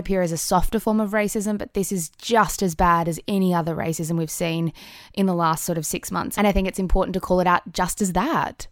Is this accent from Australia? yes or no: yes; Australia; as Australian women